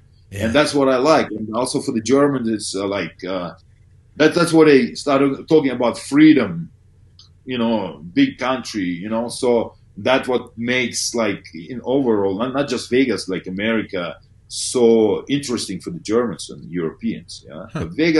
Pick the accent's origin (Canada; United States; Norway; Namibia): Canada; You asked me about NFL as a Canadian.